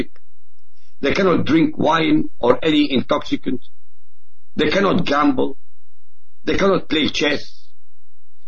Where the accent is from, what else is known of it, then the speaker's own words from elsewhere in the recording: Baghdad, Baghdad Governorate, Iraq; first language Arabic; English is a second language; moved away; also born or lived in Europe; Of course, I was born in Iraq. I was born in Baghdad, in fact, in the capital.